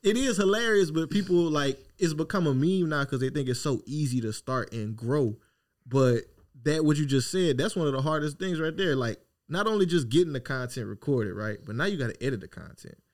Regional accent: Opelousas, Louisiana, United States; I'm this dude from Opelousas, Louisiana

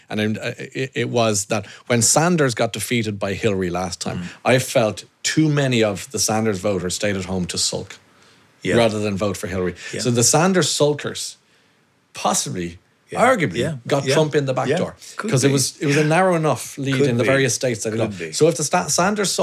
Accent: Ireland; We're Irish

